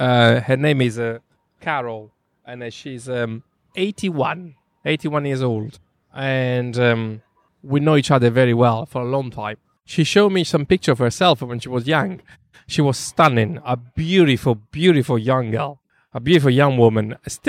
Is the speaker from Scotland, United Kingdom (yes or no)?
no; London, United Kingdom; And also, you know, we are from London. London can be a very tough city.